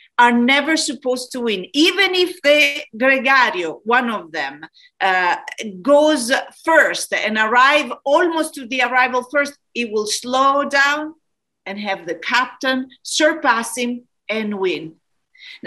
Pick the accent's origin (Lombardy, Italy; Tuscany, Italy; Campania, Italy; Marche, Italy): Tuscany, Italy; Florence; moved away; I come from Italy, from Florence.